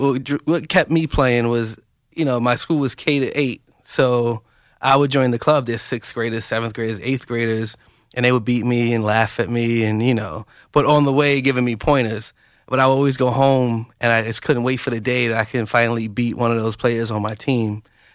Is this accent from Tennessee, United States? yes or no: no; Bronx, New York, United States; I grew up in the Bronx, New York.